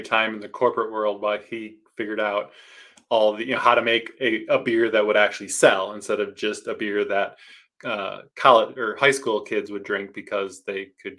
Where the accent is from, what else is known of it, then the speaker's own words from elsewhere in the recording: Owosso, Michigan, United States; now in Austin, United States; also originally from Michigan.